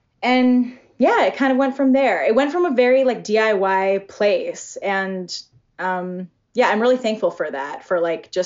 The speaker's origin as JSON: {"language": "English", "area": "outside of Boston", "region": "Massachusetts", "country": "United States", "also_born_or_lived": "Seattle", "moved": "as an adult", "said": "I'm originally from the East Coast, from outside of Boston."}